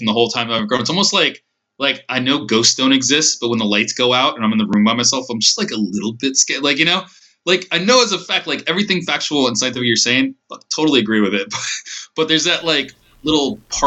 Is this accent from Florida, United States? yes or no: yes; Miami, Florida, United States; I'm from Florida too, and like Miami